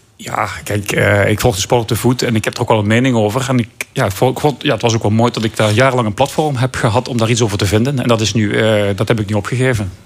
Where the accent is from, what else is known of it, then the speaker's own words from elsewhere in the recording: Belgium; moved away; ik ben opgegroeid in België